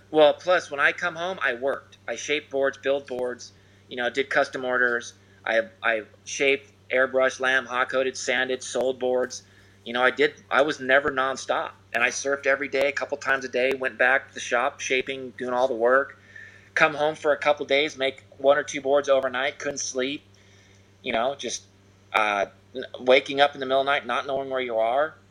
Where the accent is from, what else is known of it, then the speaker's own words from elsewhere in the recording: Newport Beach, California, United States; growing up in Newport around the the you know the jetty